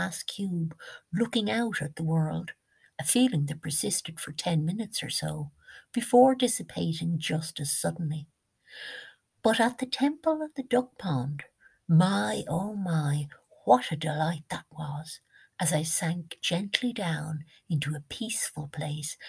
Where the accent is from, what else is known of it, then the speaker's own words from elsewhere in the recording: Ireland; as we Irish say